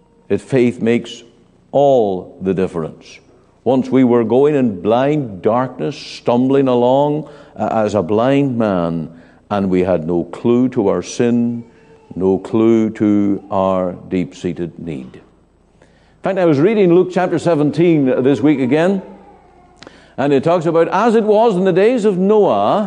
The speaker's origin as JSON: {"language": "English", "region": "Northern Ireland", "country": "United Kingdom", "tie": "born or raised there", "moved": "yes"}